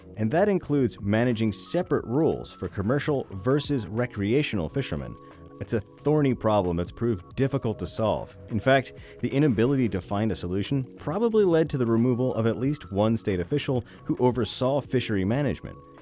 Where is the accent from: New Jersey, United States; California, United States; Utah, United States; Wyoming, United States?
New Jersey, United States; also born or lived in New York; now in North Carolina, United States; before I lived in New York, I grew up in South Jersey